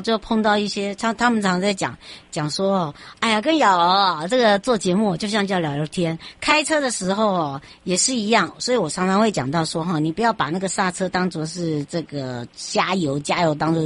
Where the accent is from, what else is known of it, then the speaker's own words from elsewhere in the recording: Hualien County, Taiwan; 回到我的故乡花莲了